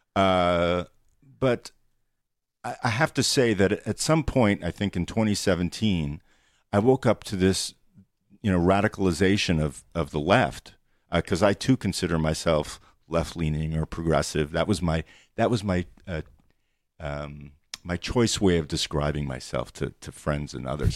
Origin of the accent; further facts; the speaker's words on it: New York City, New York, United States; I grew up in New York City